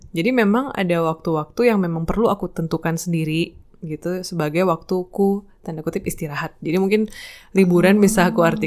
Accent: East Nusa Tenggara, Indonesia; now in Yogyakarta, Indonesia; Uh, asalku dari Nusa Tenggara Timur, tapi saat ini aku sedang berkarya di Yogyakarta.

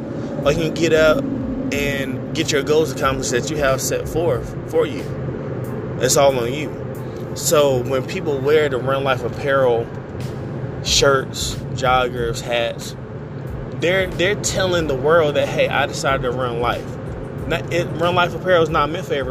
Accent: Raleigh, North Carolina, United States; I'm from Raleigh, North Carolina.

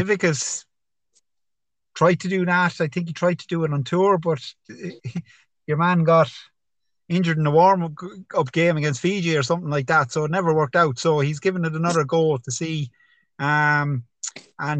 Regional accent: Ireland; as Irish people

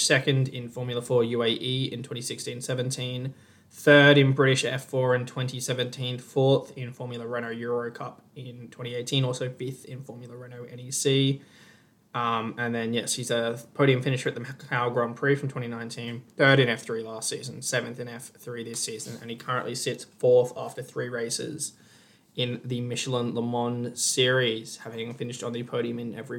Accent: Australia; an Australian

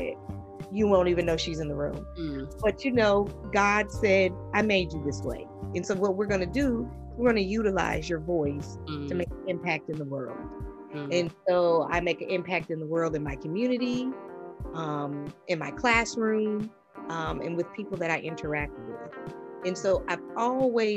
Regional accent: the North, United States; moved away; also born or lived in the South; I grew up in the North. I moved to the South.

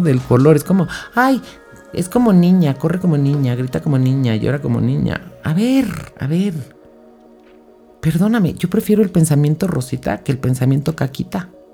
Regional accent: Mexico; yo soy de México

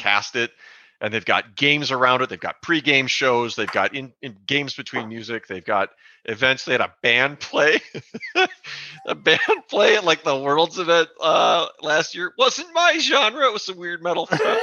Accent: New Ulm, Minnesota, United States; I grew up in New Ulm, Minnesota

